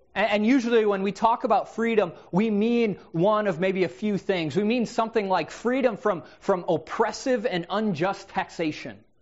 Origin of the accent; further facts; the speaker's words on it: United States; I'm an American. I live in the land of the free.